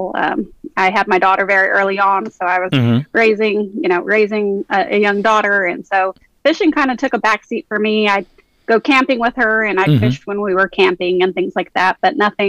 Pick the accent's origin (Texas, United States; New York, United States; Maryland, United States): Texas, United States; San Antonio; I grew up in San Antonio, Texas. I'm a born and raised Texan